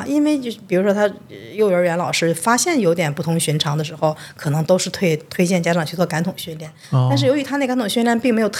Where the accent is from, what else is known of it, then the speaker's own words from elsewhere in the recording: China; 因为我们中国人一听“障碍”这个词儿就觉得不好